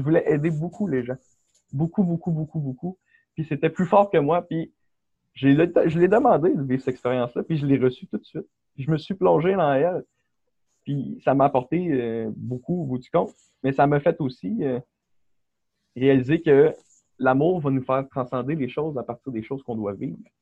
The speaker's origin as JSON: {"language": "French", "town": "Quebec City", "region": "Quebec", "country": "Canada", "tie": "born or raised there", "also_born_or_lived": "Beauport", "said": "je viens du Québec. Euh, j'ai toujours résidé là. Ma famille est là. j'ai grandi à Québec, à Charlebourg, pendant toute ma vie"}